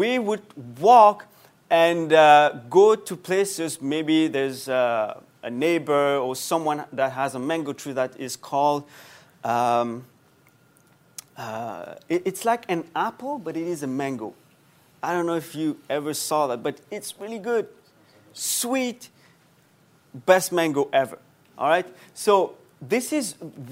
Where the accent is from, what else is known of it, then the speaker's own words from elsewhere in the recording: Mauritius; moved away; Back home, I come from Mauritius, small island, very nice.